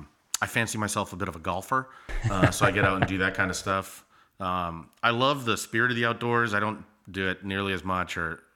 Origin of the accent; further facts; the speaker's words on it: Hampton, New Hampshire, United States; moved away as an adult; also born or lived in Clemson; now in Charleston, United States; So I grew up in New Hampshire, actually. New Hampshire has 18 beautiful miles of coastline. And my town was right on that, about 40 minutes north of Boston, Hampton Beach.